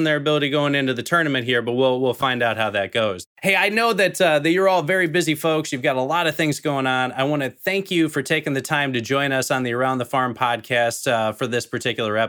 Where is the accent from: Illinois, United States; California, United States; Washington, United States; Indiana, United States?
Illinois, United States; Chicago; now in St. Louis, United States; I am in St. Louis now, but I come from the Chicagoland area.